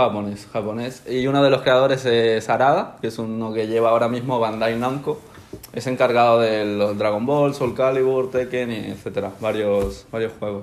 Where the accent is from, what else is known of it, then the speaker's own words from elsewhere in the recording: Spain; also born or lived in Ecuador; Llegué a España cuando tenía un año, o sea, llevo 20 años toda mi vida aquí prácticamente